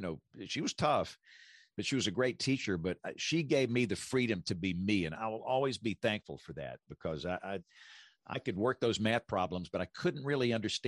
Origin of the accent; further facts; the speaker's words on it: Greenville, Alabama, United States; I'm from Greenville, which is a little town in rural South Alabama.